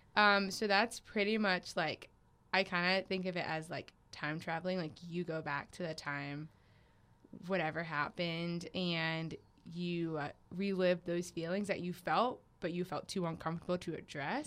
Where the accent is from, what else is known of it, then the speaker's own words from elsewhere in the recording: Raleigh, North Carolina, United States; my hometown that I identify with is Raleigh, North Carolina